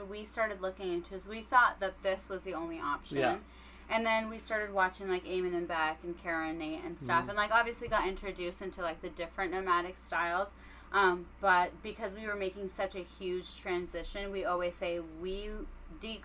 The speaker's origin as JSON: {"language": "English", "town": "New York City", "region": "New York", "country": "United States", "moved": "yes", "said": "I'm from Queens"}